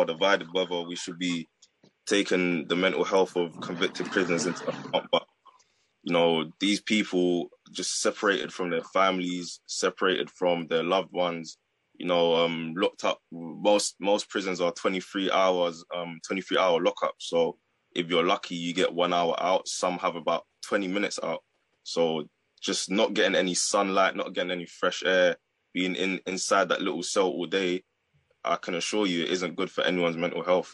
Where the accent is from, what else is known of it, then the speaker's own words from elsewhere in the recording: London, United Kingdom; I'm from London.